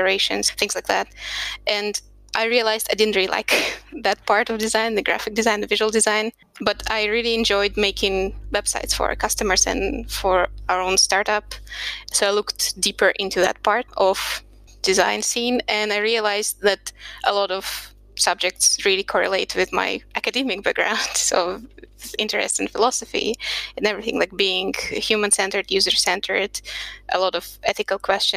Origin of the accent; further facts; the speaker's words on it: Serbia; also born or lived in Russia; now in Budapest, Hungary; I'm originally from Russia, and I spent most of my life growing up in Serbia